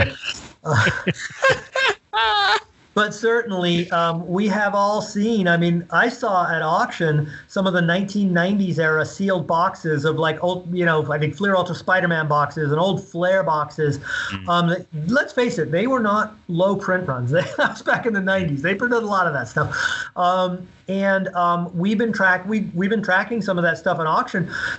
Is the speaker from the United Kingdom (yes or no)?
yes; London, United Kingdom; born there; You know, as I told you, I was born in London, so my parents have the English accent.